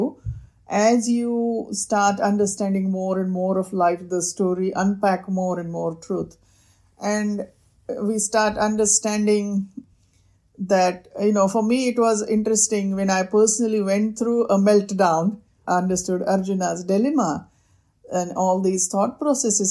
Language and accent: English; India; growing up in India